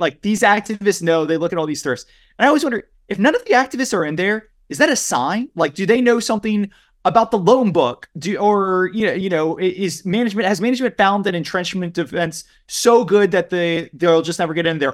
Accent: near Lafayette, Louisiana, United States; Lafayette, Louisiana, which is right outside of my hometown

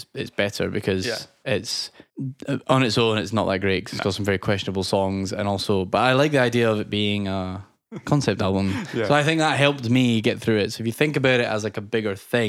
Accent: Michigan, United States; Me. I'm from Michigan.

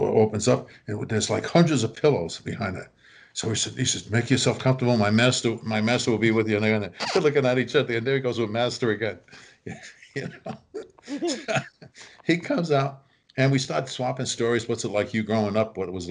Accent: New York, United States; We're all from New York.

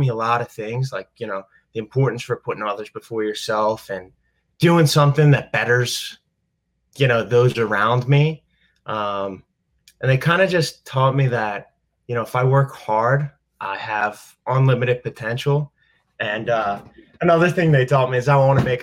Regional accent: Delaware County, Pennsylvania, United States; moved away as an adult; also born or lived in Philadelphia; now in Pittsburgh, United States; I grew up in Delaware County, Pennsylvania, also known as Delco

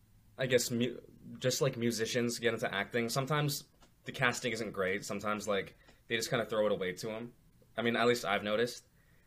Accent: Pickering, Ontario, Canada; also born or lived in Scarborough; now in Toronto, Canada; I'm an actor, live in Toronto, born in Scarborough, grew up in Pickering, but usually I just tell people I grew up in Scarborough. I don't know. So yeah, I mean, you know, I'm 20 years old

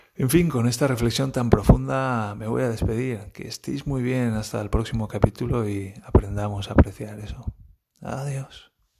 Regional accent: Valencia, Valencian Community, Spain; moved away as an adult; now in Germany; Yo vengo de Valencia

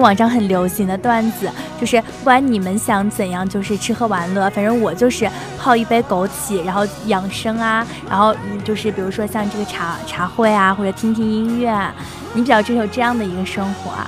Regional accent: Shanxi, China; now in Zhanjiang, China; 我的老家山西嘛

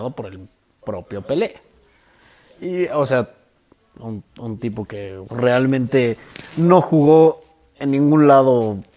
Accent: Mexico; como buen mexicano no hubiera llegado

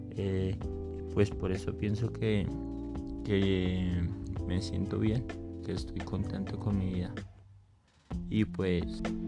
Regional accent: Eje Cafetero, Colombia; now in Bogotá, Colombia; por el eje cafetero, de donde soy oriundo

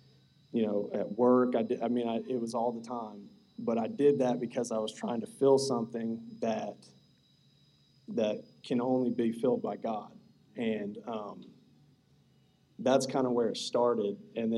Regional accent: Bremen, United States; We both grew up in Bremen. I mean, that's not a real big story, but we grew up in Bremen, small town.

